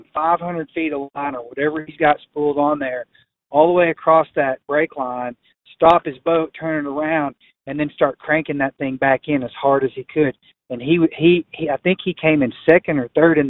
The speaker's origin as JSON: {"language": "English", "region": "Tennessee", "country": "United States", "tie": "born or raised there", "moved": "as an adult", "lives_now": "Colorado, United States", "said": "the whole bass fishing culture, which I grew up in Tennessee"}